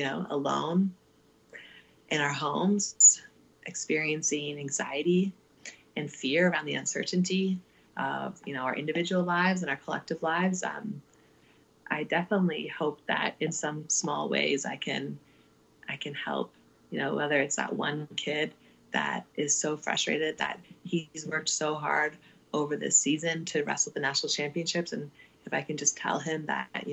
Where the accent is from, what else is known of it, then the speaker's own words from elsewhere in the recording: Ottawa, Ontario, Canada; now in Calgary, Canada; born and raised in Ottawa